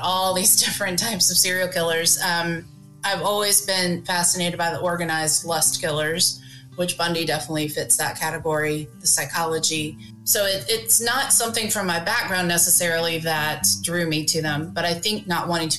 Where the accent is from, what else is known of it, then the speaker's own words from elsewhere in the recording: Greensboro, North Carolina, United States; I am from North Carolina. I've lived here all my life, and I live in Greensboro, North Carolina